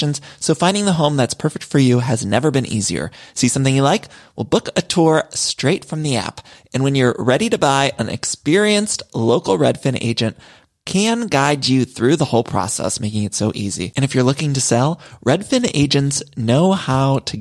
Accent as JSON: {"language": "English", "region": "Ohio", "country": "United States", "tie": "born or raised there", "moved": "yes", "said": "When I was growing up in Ohio"}